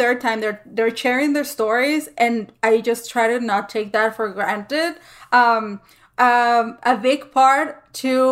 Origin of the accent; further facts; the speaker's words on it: El Paso, Texas, United States; we're all from El Paso and, like, we're all from the same city and, like, we know the same streets